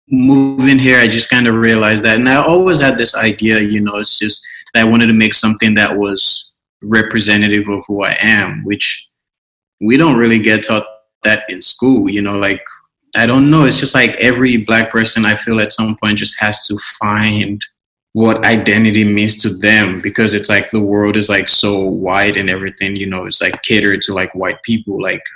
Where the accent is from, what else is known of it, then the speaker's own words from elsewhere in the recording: Maryland, United States; also born or lived in Los Angeles; now in Berlin, Germany; growing up in America, I guess the way I grew up, like growing up in Maryland